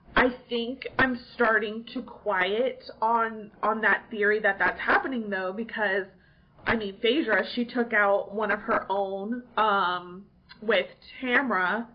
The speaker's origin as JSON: {"language": "English", "region": "California", "country": "United States", "tie": "born or raised there", "also_born_or_lived": "New York", "moved": "yes", "lives_now": "Chattanooga, United States", "said": "I was like born, somewhat raised in California"}